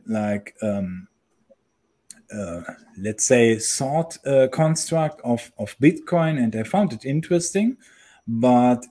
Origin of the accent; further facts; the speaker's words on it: Germany; moved away as an adult; I'm actually originally from Europe, but last year, I decided to quit my country. I'm coming from Germany